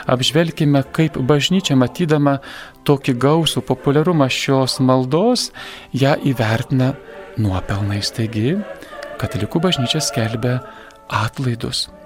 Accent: Lithuania; Mes lietuviai esame įterpę maldą.

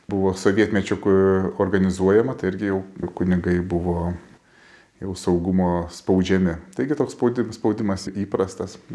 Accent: Tauragė, Tauragė County, Lithuania; mano gimtajame mieste, mano parapijoje Tauragėje

